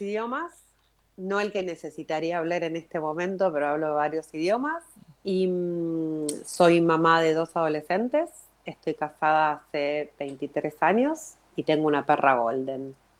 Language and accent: Spanish; Argentina; now in Israel; soy eh, argentina de nacimiento, em, israelí por elección